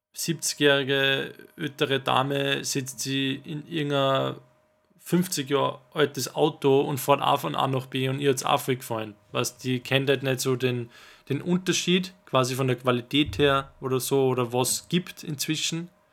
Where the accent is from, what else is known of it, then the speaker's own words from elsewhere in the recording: Salzburg, Austria; wir sind aus Salzburg